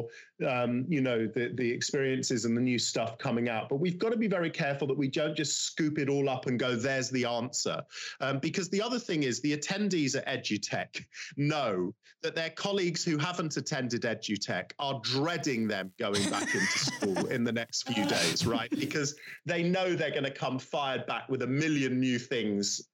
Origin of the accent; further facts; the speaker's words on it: London, United Kingdom; I'm from London